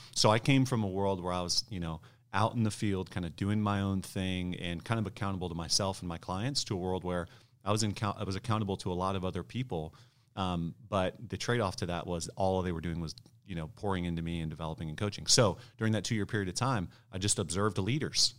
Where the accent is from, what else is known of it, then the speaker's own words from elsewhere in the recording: Ohio, United States; also born or lived in Michigan; I grew up in Ohio, born in Michigan